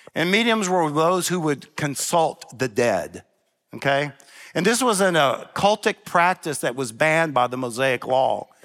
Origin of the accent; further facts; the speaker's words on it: Memphis, Tennessee, United States; I'm from Memphis